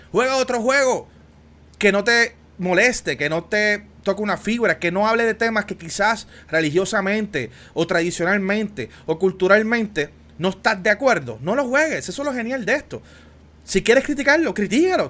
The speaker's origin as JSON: {"language": "Spanish", "country": "Puerto Rico", "said": "especialmente el área sur de Puerto Rico, donde yo soy, de Juanadía, de Ponce"}